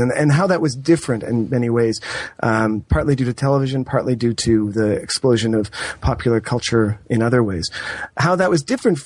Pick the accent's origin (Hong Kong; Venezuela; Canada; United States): Canada; Toronto, Ontario; I grew up in Toronto, and I was born in the late 70s